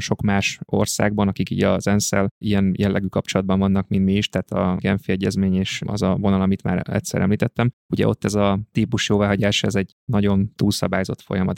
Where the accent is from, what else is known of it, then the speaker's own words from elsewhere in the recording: Pölöske, Zala, Hungary; also born or lived in Budapest; now in Zalaegerszeg, Hungary; én helyi vagyok, tehát én Zalában, egy kis faluban, Pölöskén nőttem fel, és ide jártam gimnáziumba